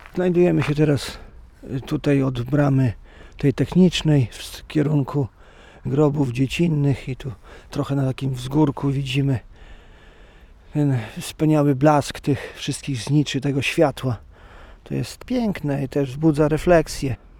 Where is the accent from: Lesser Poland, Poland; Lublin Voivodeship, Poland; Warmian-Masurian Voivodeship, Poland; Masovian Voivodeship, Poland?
Lublin Voivodeship, Poland; Rejowiec; Pochodzę z Rejowca